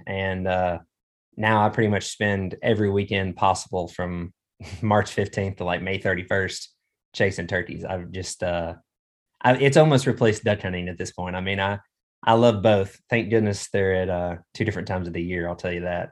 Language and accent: English; Arkansas, United States; also born or lived in Colorado; grew up in Arkansas, I've been here my whole life